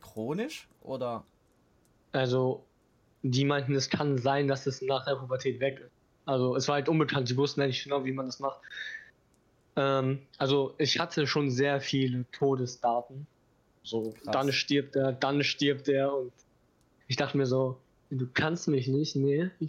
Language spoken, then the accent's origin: German; Bochum, North Rhine-Westphalia, Germany; born there; Ich war ein Frühchen, also mhm. fast einen ganzen Monat, sogar zu früh. Okay. Ähm, dann, also ich wurde im Bochumer Krankenhaus geboren.